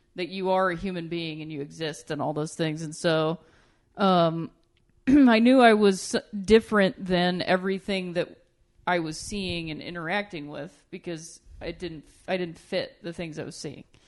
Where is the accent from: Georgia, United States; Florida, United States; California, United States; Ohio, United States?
Ohio, United States; I'm from Ohio